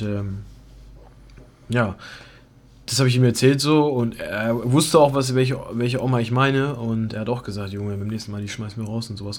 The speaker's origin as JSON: {"language": "German", "country": "Germany", "said": "ich bin Deutscher"}